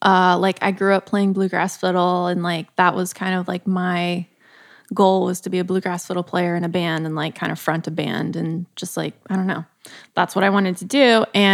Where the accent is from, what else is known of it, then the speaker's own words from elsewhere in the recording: Columbia, Missouri, United States; now in Los Angeles, United States; I'm from Columbia, Missouri. Live in LA for the past 3 years